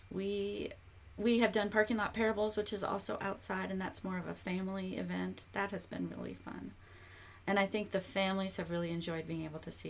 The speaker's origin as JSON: {"language": "English", "region": "Minnesota", "country": "United States", "moved": "yes", "lives_now": "Kentucky, United States", "said": "I'm from Minnesota."}